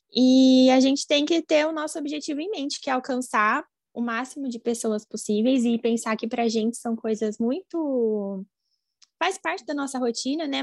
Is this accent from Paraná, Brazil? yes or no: no; Campinas, São Paulo, Brazil; Eu sou aqui de Campinas, do interior de São Paulo